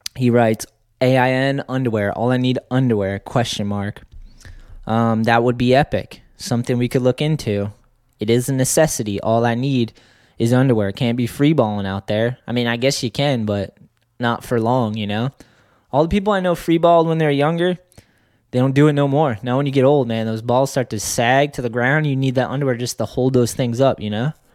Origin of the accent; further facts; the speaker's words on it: Boston, Massachusetts, United States; growing up in Boston, seeing those dudes and knowing that we had a skate scene